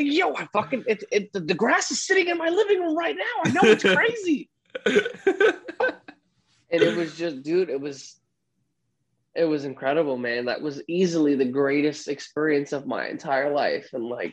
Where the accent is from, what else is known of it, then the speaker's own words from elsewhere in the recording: New York City, New York, United States; born and raised in the Bronx